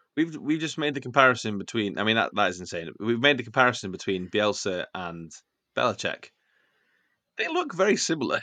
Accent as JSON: {"language": "English", "region": "Wales", "country": "United Kingdom", "said": "I'm a Welshman in the middle of Greece"}